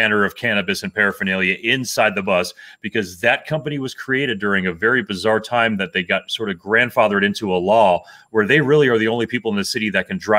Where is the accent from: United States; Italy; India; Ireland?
United States; Miami, Florida; also born or lived in Texas; now in Lakewood, United States; I'm from Miami